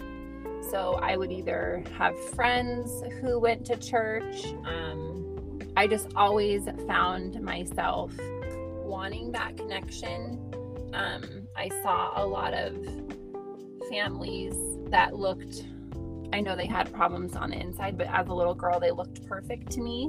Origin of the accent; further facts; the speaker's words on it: Idaho, United States; I grew up in Idaho